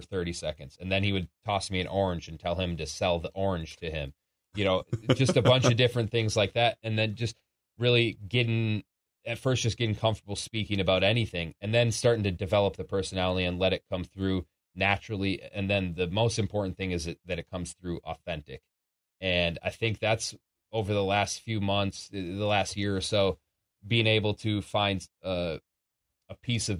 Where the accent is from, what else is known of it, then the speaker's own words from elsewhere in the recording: Minneapolis, Minnesota, United States; my hometown at the Target Center, where I've grown up and gotten to so many games over the years of the Timberwolves